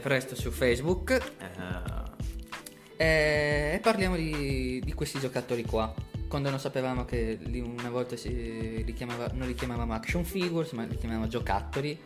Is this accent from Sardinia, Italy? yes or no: no; Milan, Lombardy, Italy; born or raised there